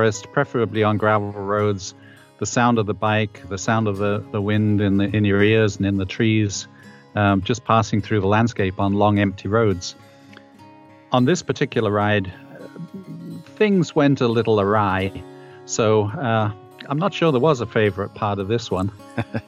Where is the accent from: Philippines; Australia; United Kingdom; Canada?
United Kingdom; England; moved away; I'm a 69-year-old former Englishman, as I guess most of your listeners can probably tell. I still haven't managed to lose my accent.